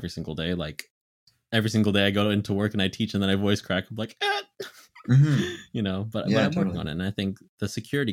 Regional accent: Philippines; I'm Filipino

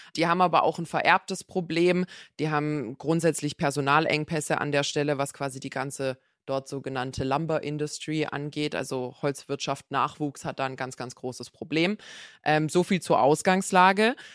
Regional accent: Black Forest, Baden-Württemberg, Germany; Ich komme aus dem Schwarzwald

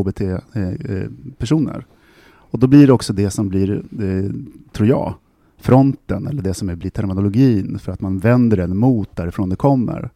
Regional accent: Sweden; jag är svensk

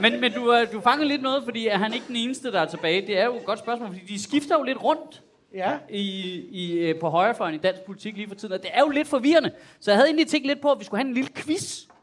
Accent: Copenhagen, Capital Region of Denmark, Denmark; som københavner

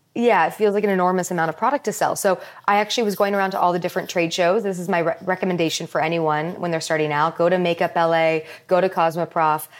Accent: Palos Verdes, California, United States; also born or lived in Maryland; I moved from Maryland to Palos Verdes when I was, like, around five years old

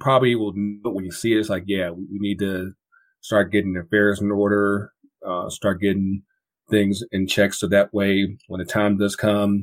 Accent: Kinston, North Carolina, United States; now in Atlanta, United States; my hometown, Kinston, North Carolina, and that's about a good 7 hours from here, from Atlanta

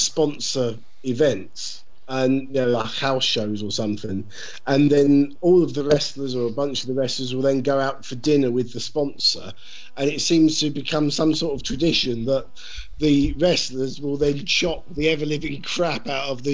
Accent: Brighton, South East England, United Kingdom; my hometown

